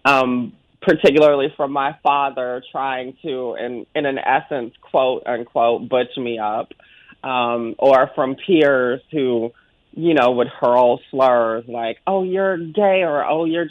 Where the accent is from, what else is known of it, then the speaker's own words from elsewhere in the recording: Augusta, Georgia, United States; accent: Southern; my hometown of Augusta, Georgia